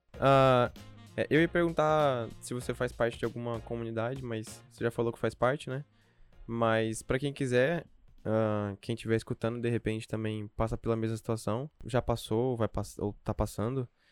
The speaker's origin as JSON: {"language": "Portuguese", "region": "interior of Espírito Santo", "country": "Brazil", "moved": "yes", "lives_now": "São Paulo, Brazil", "said": "do interior do Espírito Santo, de onde eu vim"}